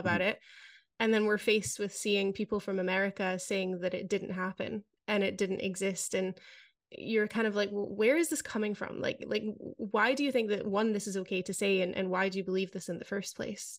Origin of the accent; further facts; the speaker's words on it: Scotland, United Kingdom; moved away as an adult; now in Netherlands; I grew up in Scotland